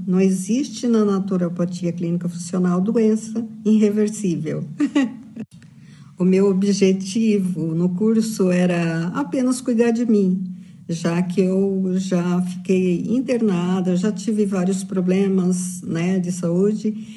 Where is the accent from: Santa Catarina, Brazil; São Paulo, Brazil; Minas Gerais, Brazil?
São Paulo, Brazil; São Bernardo do Campo; faço curso de naturopatia clínica funcional e sou de São Bernardo do Campo